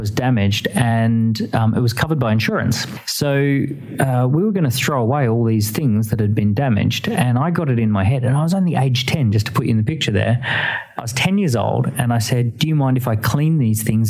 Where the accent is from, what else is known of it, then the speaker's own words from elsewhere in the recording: Australia; moved away as an adult; now in United Kingdom; I grew up in Australia, but moved to the United Kingdom in 2006, so about 12 years ago